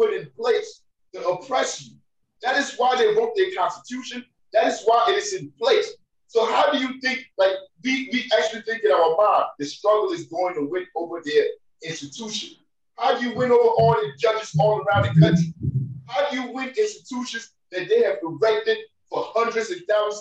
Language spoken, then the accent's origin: English; United States; as an American, growing up, living in the system